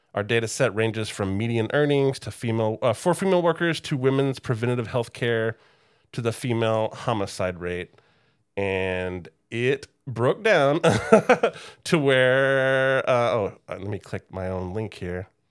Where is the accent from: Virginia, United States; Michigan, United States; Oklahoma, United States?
Oklahoma, United States; Oklahoma City; I grew up in Oklahoma City